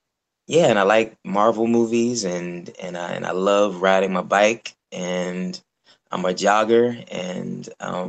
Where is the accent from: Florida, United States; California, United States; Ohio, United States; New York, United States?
New York, United States; New York City; also born or lived in Oxford, England; I am from Brooklyn, which is where I am now.